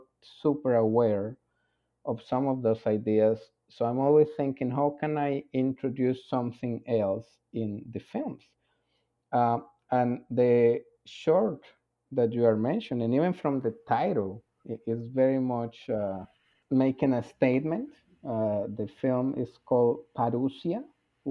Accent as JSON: {"language": "English", "country": "Colombia", "said": "I am from Colombia, which is a very Catholic country. I went to a Catholic high school"}